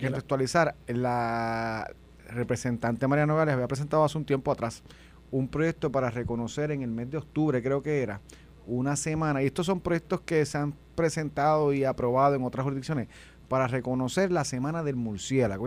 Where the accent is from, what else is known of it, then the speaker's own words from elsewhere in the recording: Puerto Rico; yo soy de Gabaja